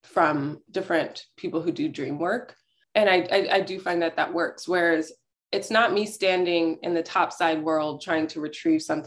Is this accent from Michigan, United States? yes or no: no; Houston, Texas, United States; also born or lived in Brooklyn, New York; now in Berkshires, United States; I grew up in Houston